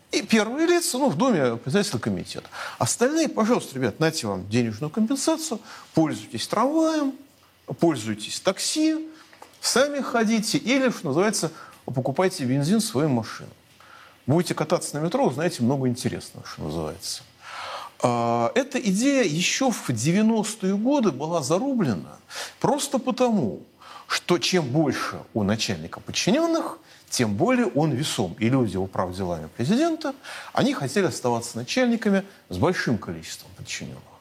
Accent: Moscow, Russia; я от своей, от своей автомашины, как москвич, избавился

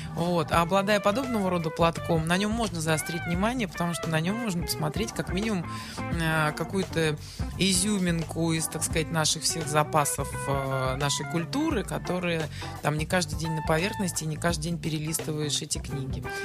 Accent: Saint Petersburg, Russia; Мне всегда казалось, что я ленинградка

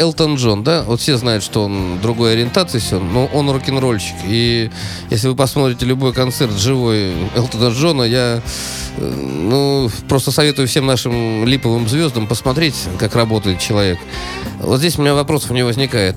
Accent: Saint Petersburg, Russia; я петербуржец

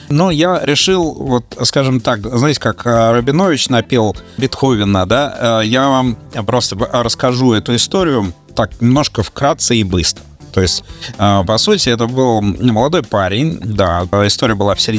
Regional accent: Melbourne, Victoria, Australia; В середине недельки я … из Мельбурна, буду сегодня вам рассказывать про замечательную группу.

